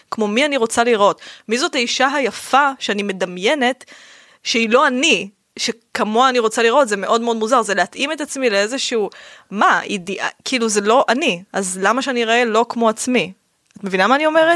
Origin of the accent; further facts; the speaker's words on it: Rishon LeZion, Central District, Israel; moved away as an adult; also born or lived in Ramla; now in Tel Aviv, Israel; גדלתי בראשון, נולדתי ברמלה ואז כשאני בת חמש גדל, עברנו לראשון